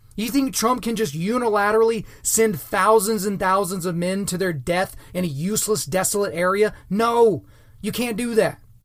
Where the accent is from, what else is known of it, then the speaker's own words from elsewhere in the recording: United States; as an American